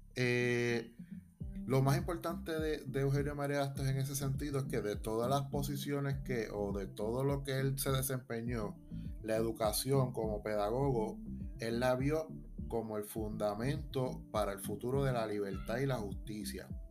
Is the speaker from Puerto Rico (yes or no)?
yes; Puerto Rico; como puertorriqueños